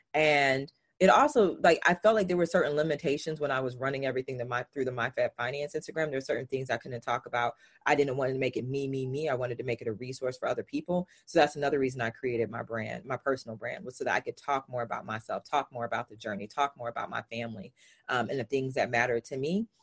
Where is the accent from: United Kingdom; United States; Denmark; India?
United States; the South; I'm from the South. So I like I use language slightly different